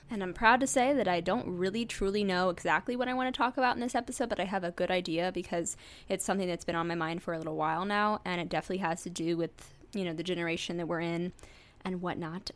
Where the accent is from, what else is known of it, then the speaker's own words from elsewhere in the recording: St. Louis, Missouri, United States; I grew up in the suburbs outside of Saint Louis